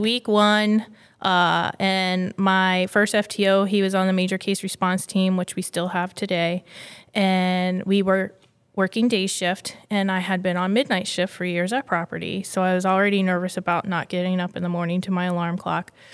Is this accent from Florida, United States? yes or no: yes; Largo, Florida, United States; born and raised in Florida